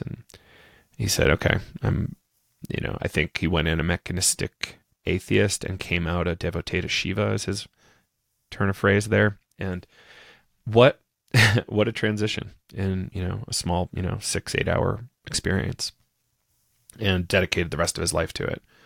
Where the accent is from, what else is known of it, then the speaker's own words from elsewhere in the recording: New Hampshire, United States; now in Colorado, United States; I'm from New Hampshire, uh, in the United States originally. Uh, grew up on a small little farm. Um, and now I'm living in Colorado